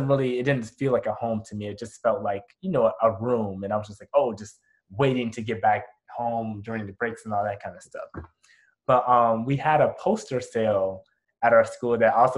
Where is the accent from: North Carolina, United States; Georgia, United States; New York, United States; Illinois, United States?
Illinois, United States; Chicago; moved away; I'm from Chicago